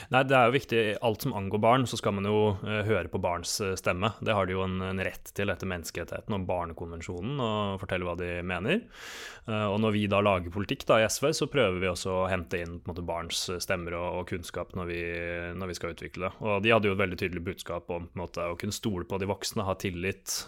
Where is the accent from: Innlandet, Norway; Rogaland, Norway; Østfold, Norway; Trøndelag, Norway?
Østfold, Norway; Sarpsborg; moved away; Var hjemme i Sarpsborg og så onkelbarna gå i tog